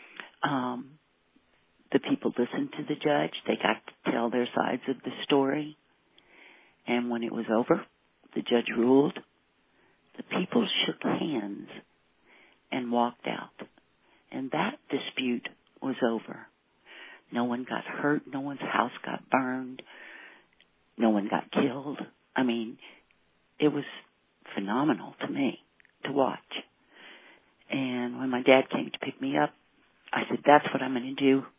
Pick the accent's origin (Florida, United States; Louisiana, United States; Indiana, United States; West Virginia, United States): Louisiana, United States; now in New Mexico, United States; I was raised in Louisiana in the 50s and 60s